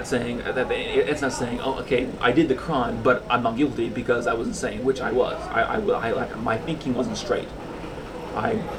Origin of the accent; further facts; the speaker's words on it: Concord, California, United States; Concord, California.